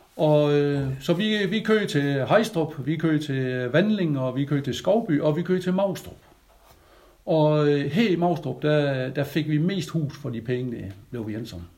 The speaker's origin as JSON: {"language": "Danish", "area": "Grønnebæk, near Jels", "region": "Southern Denmark", "country": "Denmark", "tie": "born or raised there", "accent": "South Jutlandic", "said": "jeg er jo øh, er født i Grønnebæk, over Jels"}